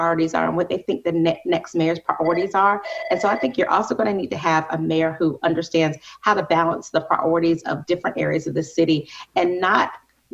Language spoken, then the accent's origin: English; Columbia, United States; I'm a Columbia native. I grew up here in Columbia